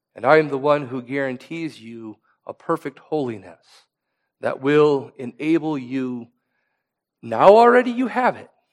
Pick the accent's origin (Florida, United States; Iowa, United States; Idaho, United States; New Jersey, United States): Iowa, United States; I come from Iowa, where there's farmland that is passed down from generation to generation